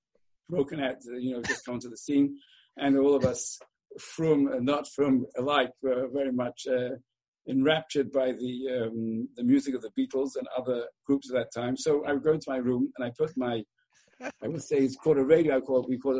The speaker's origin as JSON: {"language": "English", "region": "England", "country": "United Kingdom", "tie": "born or raised there", "moved": "yes", "lives_now": "Baltimore, United States", "said": "when I was a young boy growing up in England"}